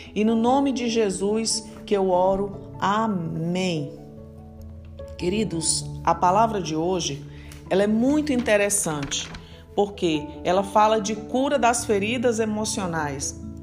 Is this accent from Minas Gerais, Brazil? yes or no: no; Fortaleza, Ceará, Brazil; moved away; lá na minha terra, em Fortaleza